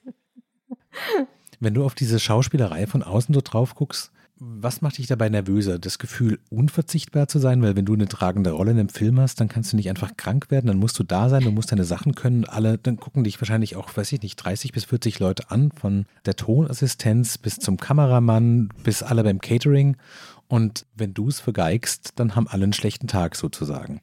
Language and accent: German; Stuttgart area, Baden-Württemberg, Germany; ich komme aus dem Großraum Stuttgart